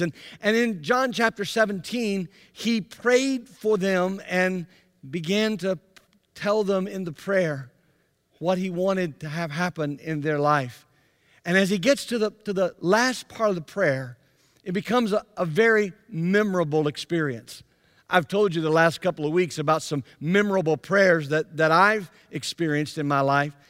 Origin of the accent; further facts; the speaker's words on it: Byram, Mississippi, United States; moved away; also born or lived in Anderson; I grew up in Jackson, Mississippi, actually in a little town called Byram, just to the south of Jackson